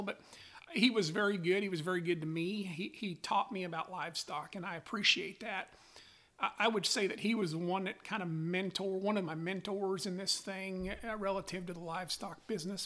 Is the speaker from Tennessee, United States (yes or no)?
no; Newcastle, Wyoming, United States; now in Calumet, United States; I grew up in Newcastle, Wyoming, on a cow calf